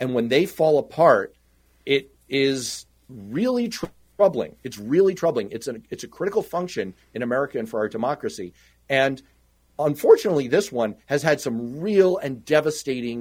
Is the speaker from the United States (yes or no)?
yes; New York City, New York, United States; I grew up in Manhattan